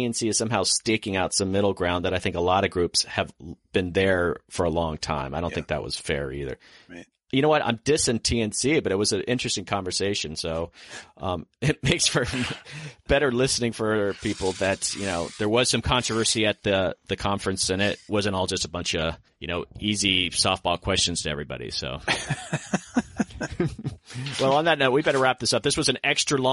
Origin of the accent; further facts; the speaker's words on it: Florida, United States; now in Washington, D.C., United States; I grew up in Florida